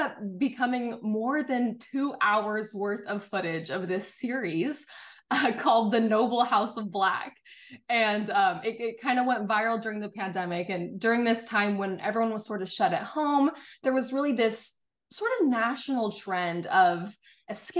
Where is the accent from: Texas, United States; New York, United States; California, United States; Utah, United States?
Utah, United States; Salt Lake City; I am from Salt Lake City, Utah, born and raised